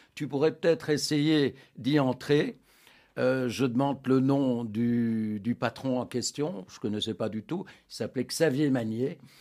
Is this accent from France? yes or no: no; Anderlecht, Brussels-Capital Region, Belgium; mon enfance se déroule à Anderlecht à l'ombre du, parc Astrid